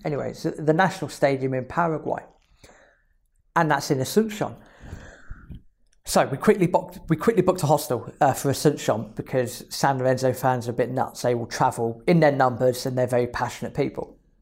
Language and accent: English; England, United Kingdom; I'm oh, from England